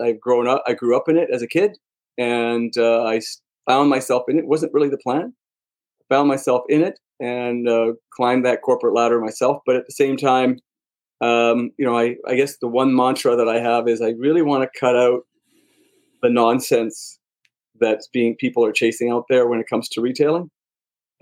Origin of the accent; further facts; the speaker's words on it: Montreal, Quebec, Canada; I'm a Canadian born, so I was born in Montreal